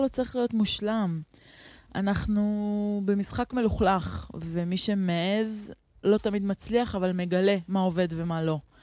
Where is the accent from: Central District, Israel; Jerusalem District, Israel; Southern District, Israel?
Central District, Israel; Neve Shalom; גדלתי בנווה שלום, בתוך השמאל הלבן